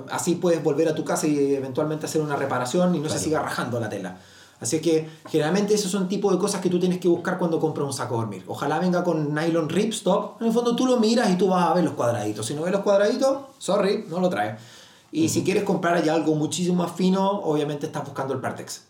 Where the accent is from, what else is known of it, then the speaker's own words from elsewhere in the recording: Magallanes and Chilean Antarctica, Chile; Soy de Magallanes